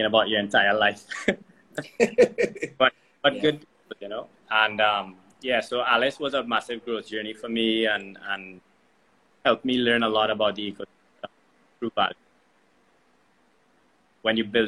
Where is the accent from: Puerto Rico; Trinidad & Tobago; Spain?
Trinidad & Tobago; I'm from Trinidad